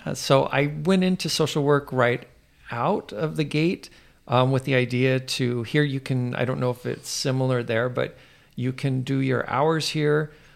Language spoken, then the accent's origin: English; United States; I'm American